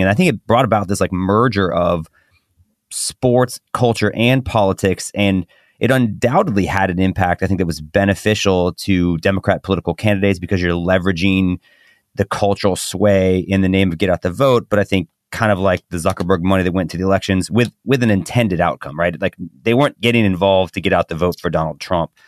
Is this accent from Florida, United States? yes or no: yes; Titusville, Florida, United States; I'm also from Titusville, Florida